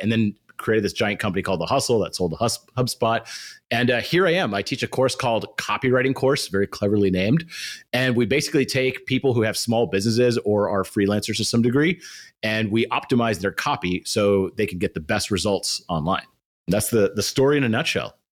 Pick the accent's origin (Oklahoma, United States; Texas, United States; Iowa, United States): Texas, United States; Austin; I come from Austin, which now is becoming a little bit of a tech hub